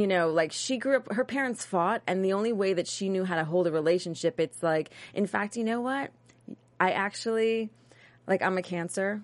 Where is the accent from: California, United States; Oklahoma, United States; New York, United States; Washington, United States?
New York, United States; I'm from New York